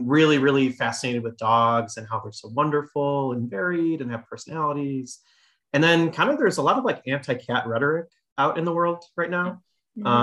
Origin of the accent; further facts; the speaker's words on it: Chicago, Illinois, United States; also born or lived in Michigan; I was born in Chicago, south side of Chicago, and I went to Illinois, University of Illinois.